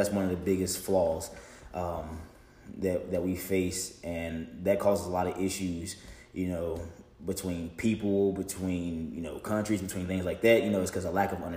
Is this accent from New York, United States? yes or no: no; Williamson Road area, Roanoke, Virginia, United States; I grew up in Wilmot, off of Shenandoah.